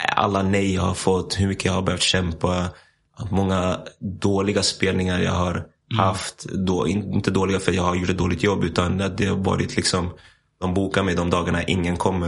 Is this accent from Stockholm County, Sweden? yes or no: yes; Stockholm, Stockholm County, Sweden; moved away as an adult; also born or lived in United States / Iceland / Nässjö; now in Spain; jag växte upp i Hässelby